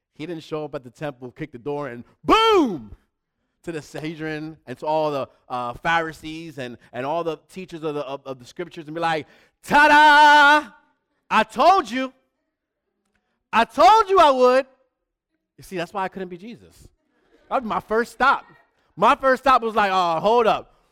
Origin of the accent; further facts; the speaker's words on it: New York City, New York, United States; moved away; also born or lived in Manhattan; I'm from the Bronx, but I wasn't born in the Bronx. I was born in Manhattan, and then I left early in New York.